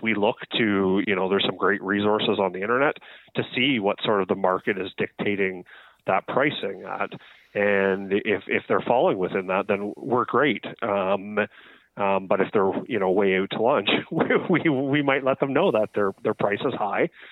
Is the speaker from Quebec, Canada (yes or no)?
no; Ontario, Canada; now in British Columbia, Canada; I'm from Ontario.